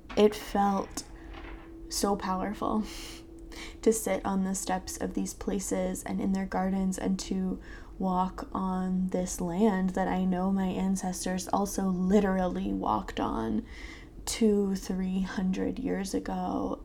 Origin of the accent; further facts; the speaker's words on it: southern Maryland and southern Delaware, United States; now in Philadelphia, United States; I grew up in southern Maryland and southern Delaware